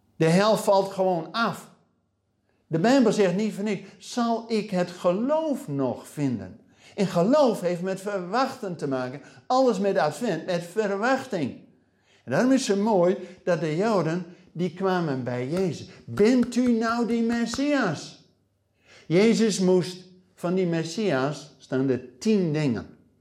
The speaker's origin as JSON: {"language": "Dutch", "country": "Netherlands", "said": "wij als Nederlanders, als gelovigen in Nederland"}